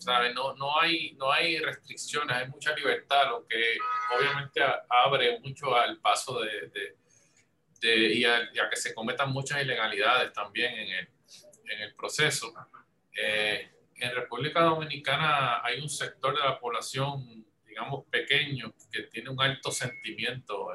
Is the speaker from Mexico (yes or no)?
no; Puerto Rico; Yo como soy de Puerto Rico